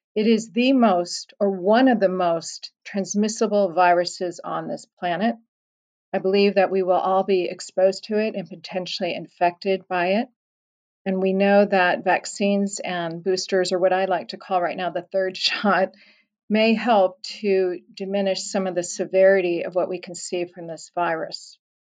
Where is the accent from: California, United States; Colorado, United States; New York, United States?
Colorado, United States; moved away; my home state of Colorado